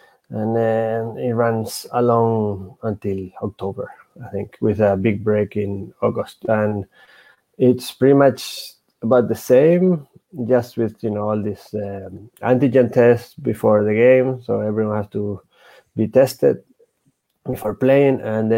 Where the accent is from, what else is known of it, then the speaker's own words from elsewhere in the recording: Spain; I'm from Spain, in case you didn't notice.